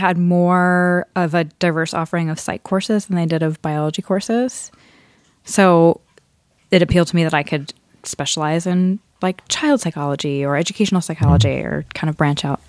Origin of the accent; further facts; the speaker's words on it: Scarsdale, New York, United States; born or raised there; moved away as an adult; also born or lived in Bronx, New York